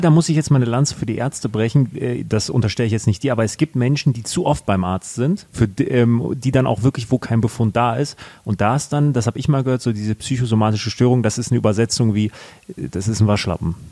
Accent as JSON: {"language": "German", "country": "Germany", "tie": "born or raised there", "said": "sind wir in Deutschland groß geworden, wir haben die Chancen hier gehabt"}